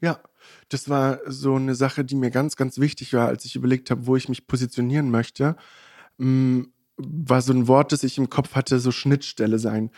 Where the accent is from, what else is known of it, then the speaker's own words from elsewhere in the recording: Magdeburg, Saxony-Anhalt, Germany; now in Berlin, Germany; wir sind ja ursprünglich aus Magdeburg